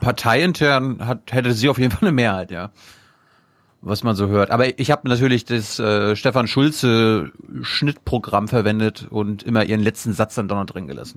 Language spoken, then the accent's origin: German; Mecklenburg-Vorpommern, Germany; ich bin ja aus MacPom